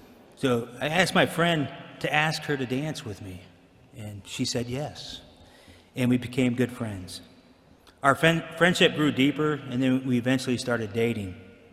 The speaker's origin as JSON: {"language": "English", "town": "Alliance", "region": "Ohio", "country": "United States", "tie": "born or raised there", "said": "So I was born in Alliance, Ohio, and lived in a small farm community."}